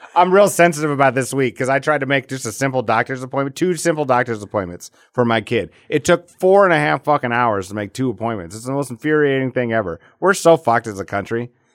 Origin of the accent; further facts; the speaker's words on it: Alcester, South Dakota, United States; moved away; I grew up in Al, Ita, Alcester